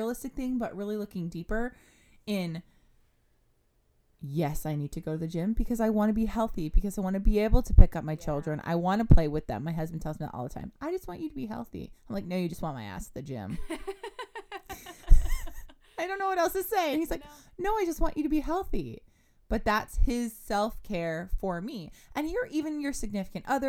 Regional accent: California, United States; now in Dallas, United States; I'm from California

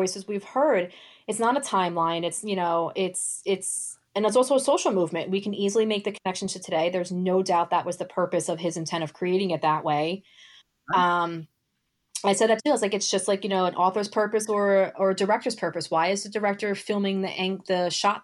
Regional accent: New York City, New York, United States; moved away; I'm actually originally from Brooklyn. So I've been seeing shows for much of my childhood

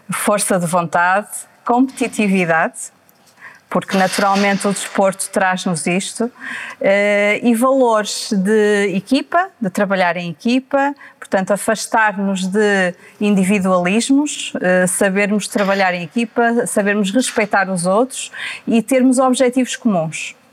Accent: Maia, Norte, Portugal; also born or lived in Porto / Vila Nova de Gaia; nasci no Porto, como disse, muito bem, uh, portanto sou tripeira, mas depois a minha infância foi repartida entre a Maia e o Porto, porque os meus avós paternos residiam uh, na Foz do Douro

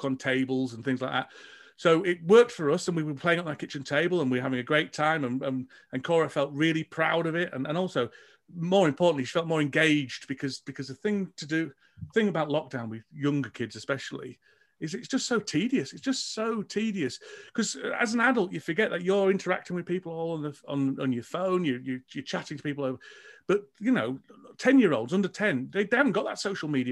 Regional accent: England, United Kingdom; I'm English

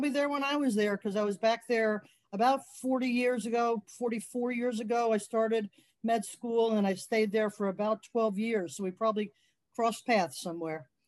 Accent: New Jersey, United States; moved away as an adult; also born or lived in Mississippi / Kansas City, Missouri; now in Fort Lauderdale, United States; of an immigrant family from Italy, and my dad met my mom when he was in the service. So we lived in New Jersey, which is where my mother's family settled.

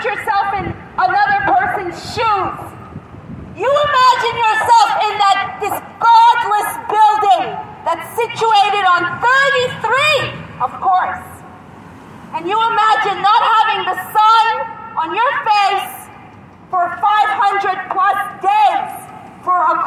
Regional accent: Canada; moved away; as a Canadian

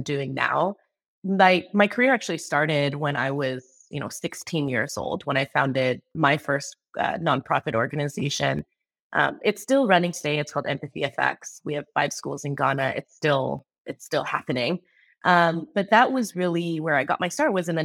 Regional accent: Bay Area, California, United States; also born or lived in Seattle; I was born and raised in the Bay Area, went to a Catholic school all my life in the Bay Area

